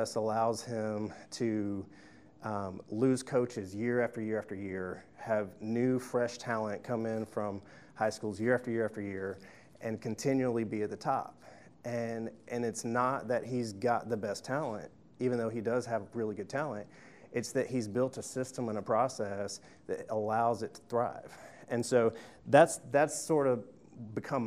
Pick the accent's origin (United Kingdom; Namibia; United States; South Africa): United States; Tuscaloosa, Alabama; I'm from Tuscaloosa, Alabama